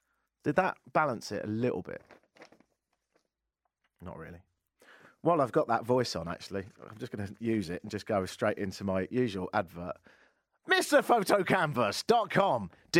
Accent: Kitchener, Ontario, Canada; Saying Kitchener dash Waterloo is far too much like hard work, so they call it the Kitch. I'm from the Kitch.

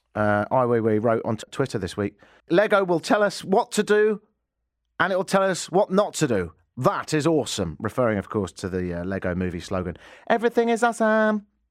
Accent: England, United Kingdom; now in Canada; I'm English

